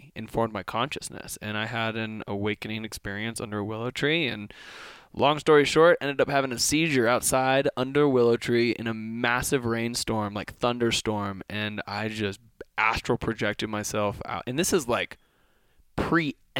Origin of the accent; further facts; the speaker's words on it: Kentucky, United States; I grew up in Kentucky